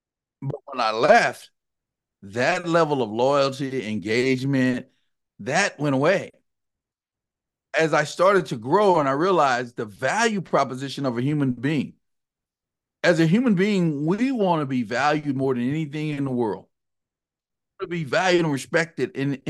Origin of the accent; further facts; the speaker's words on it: Texas, United States; I'm actually a Texan, born and raised in the Dallas-Fort Worth area. I worked on my accent to get rid of some of the y'alls and the howdies and those things.